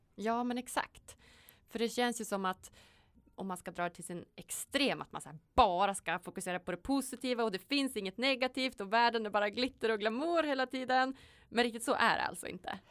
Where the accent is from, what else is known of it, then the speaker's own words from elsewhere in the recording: Sweden; vi är ju födda i Sverige